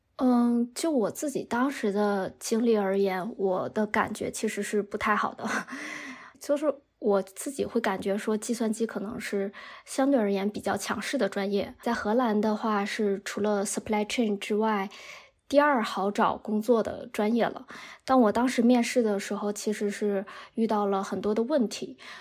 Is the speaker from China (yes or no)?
yes; Northeast China, China; moved away as an adult; now in Netherlands; 我来自东北